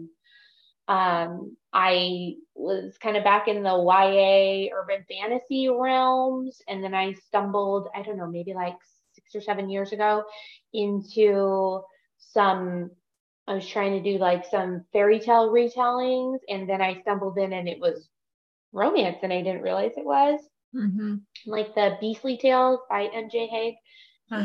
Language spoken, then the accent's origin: English; California, United States; moved away as an adult; now in Dallas, United States; I'm a California girl, recent transplant with all the other Californians.